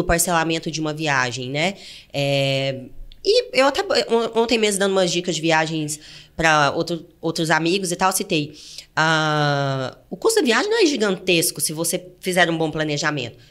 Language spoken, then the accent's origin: Portuguese; interior of Goiás, Brazil; moved away as an adult; also born or lived in Fortaleza, Ceará; eu nasci no interior de Goiás, né, gente? Pelo meu sotaque, dá pra perceber